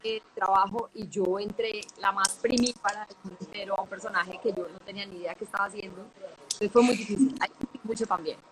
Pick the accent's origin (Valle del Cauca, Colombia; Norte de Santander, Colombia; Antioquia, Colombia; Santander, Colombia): Antioquia, Colombia; Medellín; yo soy de Medellín